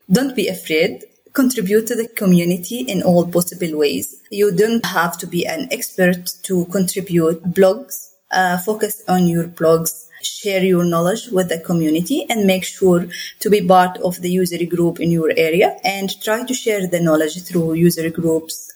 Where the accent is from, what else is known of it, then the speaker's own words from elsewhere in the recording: Jordan; I'm from Jordan